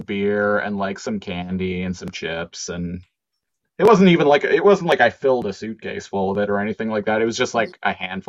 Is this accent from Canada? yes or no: yes; Canada